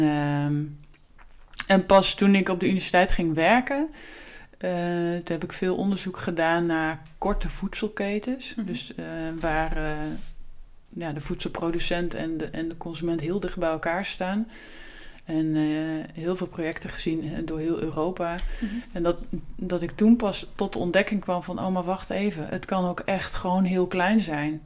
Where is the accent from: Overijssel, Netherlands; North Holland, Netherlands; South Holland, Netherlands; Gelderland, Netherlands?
Gelderland, Netherlands; Achterhoek; moved away as an adult; also born or lived in Utrecht; terug naar waar ik vandaan kom